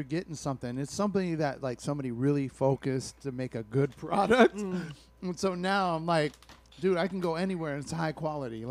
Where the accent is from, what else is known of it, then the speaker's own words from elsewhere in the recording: Alameda, California, United States; It's a small town. That's my hometown. So it's like, represent Alameda.